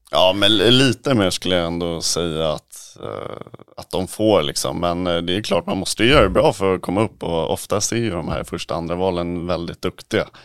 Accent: Sweden; moved away; Vi är ju några svenskar där

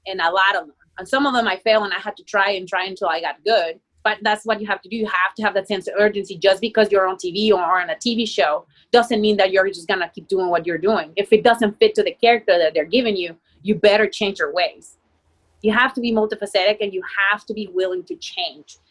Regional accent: Mexico; English is a second language; now in United States; I'm from Mexico and I have an accent

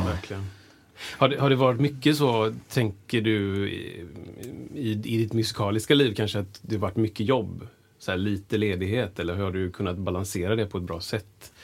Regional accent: Gothenburg, Västra Götaland, Sweden; also born or lived in United States; jag är också uppvuxen i Frölunda

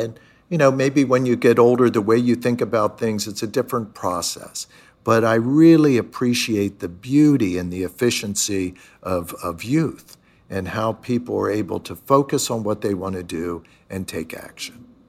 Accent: Pennsylvania, United States; moved away as an adult; also born or lived in Chicago / New York; these kind of suburban communities of where I grew up in Pennsylvania

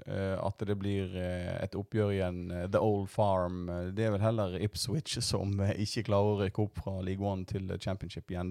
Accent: Voss, Vestland, Norway; accent: Voss dialect; Jeg har ei kvasidialekt fra, fra Voss, men eh, vi gjør så godt vi kan.

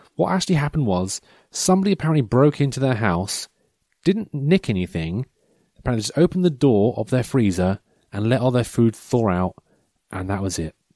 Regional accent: Norfolk, East of England, United Kingdom; I'm proud to be from Norfolk

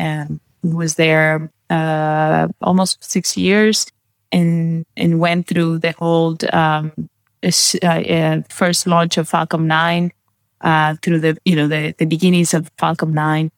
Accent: Peru; also born or lived in Brazil; now in Bavaria, Germany; I was born in Peru. So I have um, Spanish, and my mother is Brazilian, and my father's Peruvian. Grew up in both countries.

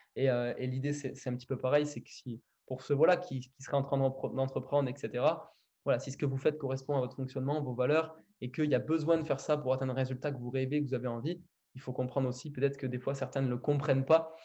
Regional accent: Villeneuve-sur-Lot, Nouvelle-Aquitaine, France; je suis né, à Villeneuve-sur-Lot. C'est, là où j'ai grandi

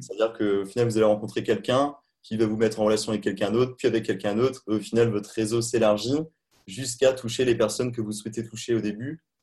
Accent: Charente-Maritime, Nouvelle-Aquitaine, France; moved away as an adult; also born or lived in China / Montreal / Hamburg; à la base je suis pas parisien, je suis originaire de Charente-Maritime

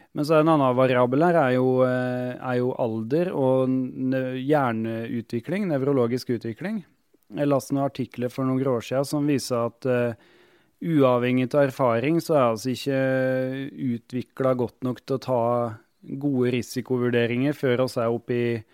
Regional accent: Otta, Innlandet, Norway; also born or lived in Hammerfest, Finnmark; jeg har vært medlem i hjelpekorpset hjemme på Otta i Gudbrandsdalen

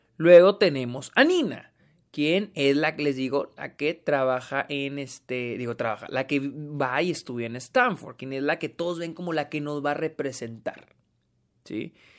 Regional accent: Mexico; yo soy mexicano

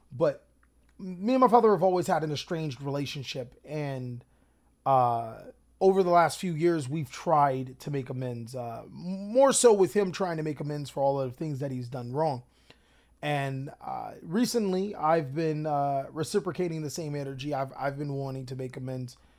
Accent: Long Beach, California, United States; moved away; also born or lived in Watts, California; we arrive to Pleasant Long Beach, my hometown

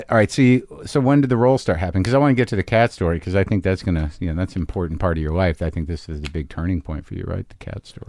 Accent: Albuquerque, New Mexico, United States; moved away as an adult; also born or lived in Boston; Albuquerque, Highland High

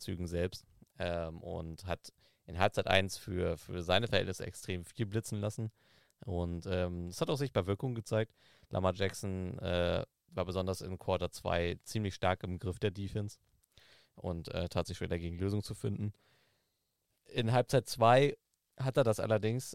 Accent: Southern Germany, Germany; Ich komme aus, äh, aus Süddeutschland, wo, wo lange Zeit Winter- und Glatteiswarnung war

